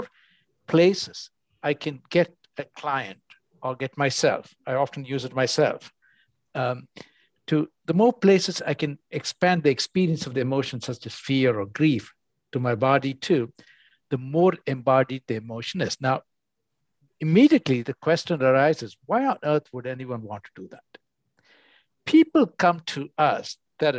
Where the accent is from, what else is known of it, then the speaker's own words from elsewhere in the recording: India; moved away; I grew up in India and I came to the West